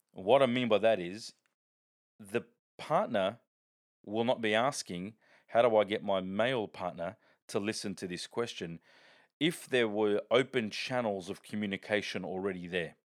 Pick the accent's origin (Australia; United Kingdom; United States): Australia; Sydney, New South Wales; I grew up in the Bronx of, of Sydney known as Parramatta